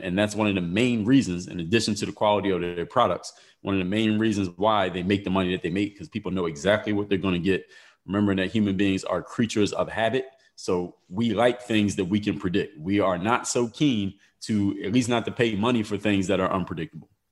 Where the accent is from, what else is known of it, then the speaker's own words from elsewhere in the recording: Philadelphia, Pennsylvania, United States; I'm from Philadelphia